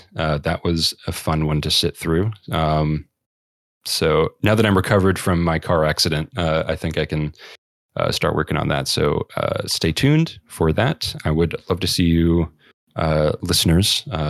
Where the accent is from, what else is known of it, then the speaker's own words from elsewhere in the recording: Georgia, United States; I'm not holding out too much hope for my home state of Georgia for that one.